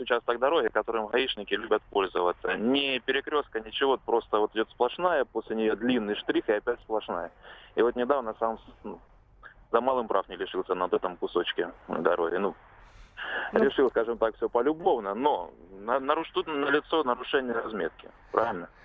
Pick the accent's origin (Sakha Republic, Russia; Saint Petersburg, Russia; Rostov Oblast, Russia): Rostov Oblast, Russia; Я из Ростовской области